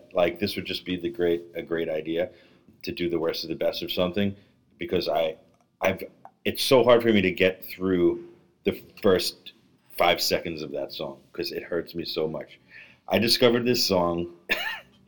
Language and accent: English; New York City, New York, United States; I'm from Brooklyn